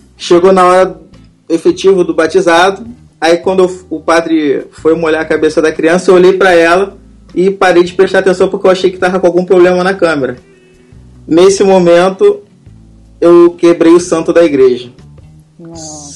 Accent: Rio de Janeiro, Brazil; Eu sou do Rio de Janeiro

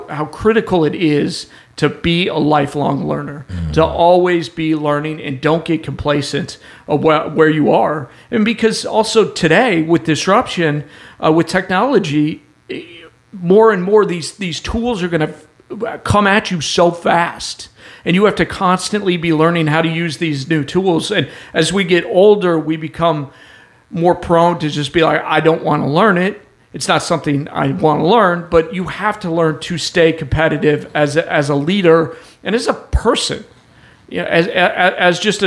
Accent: Denver, Colorado, United States; moved away as an adult; now in Oklahoma City, United States; I'm from Denver

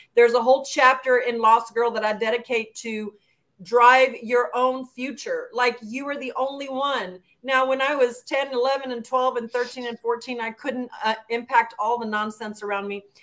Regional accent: El Paso, Texas, United States; I'm a border town gal. I grew up in El Paso

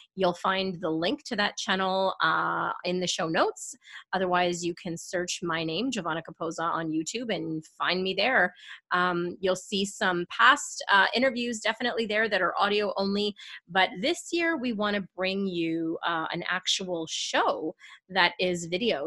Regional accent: Canada; I'm Canadian

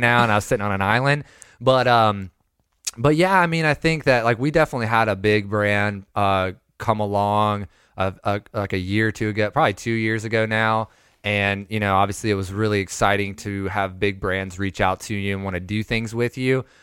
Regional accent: Lakeland, Florida, United States; also born or lived in Panama City Beach, Florida / Wewahitchka, Florida; now in Ohio, United States; I'm technically from Lakeland, Florida. I lived there till I was, like, fourteen

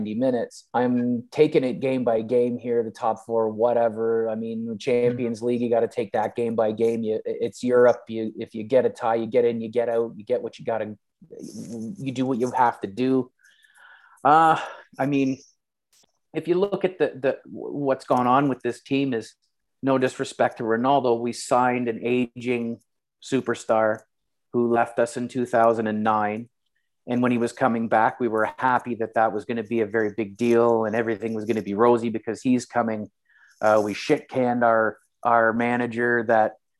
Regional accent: Canada; being Canadian

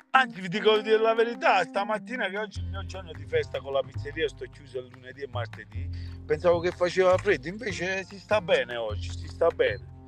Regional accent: Naples, Campania, Italy; moved away as an adult; now in New Jersey, United States; mi sto qui in America non torno più a Napoli

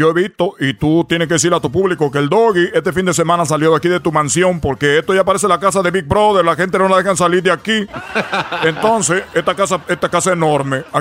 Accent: Cuba; accent: Cuban; nosotros tenemos nuestro acento. Eh, cubano y de repente también hablamos de los dominicanos, chicos. Oye, los dominicanos, los, los, puertorriqueños, los cubanos somos muy diferentes.

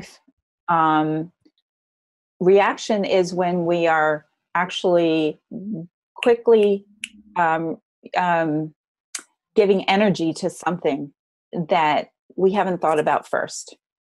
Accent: New Jersey, United States; also born or lived in Frenchtown, New Jersey; I grew up in New Jersey, and I grew up in a home in North Jersey

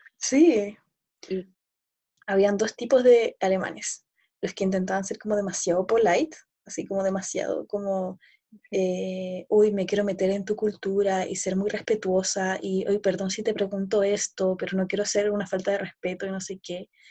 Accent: Santiago, Santiago Metropolitan Region, Chile; also born or lived in Berlin; yo soy chilena, eh, nacida y crecida en Santiago, muy capitalina yo

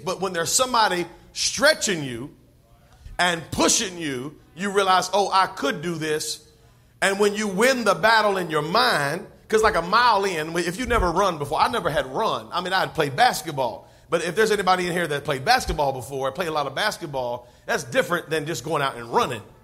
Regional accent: North Carolina, United States; now in Georgia, United States; I'm from North Carolina

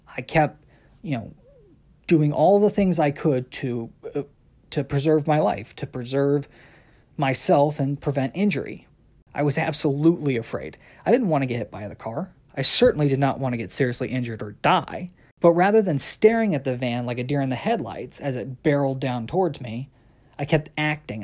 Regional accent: South Carolina, United States; moved away; also born or lived in Midwest / Washington, D.C. / London; growing up, I'd traveled between uh, my parents' house in South Carolina to go visit my biological father in St. Louis. Then later on in my life, we moved from South Carolina to the Midwest

